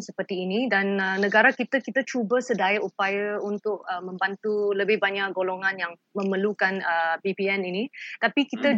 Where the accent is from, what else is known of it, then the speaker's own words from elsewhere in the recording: Malaysia; kita sebagai rakyat Malaysia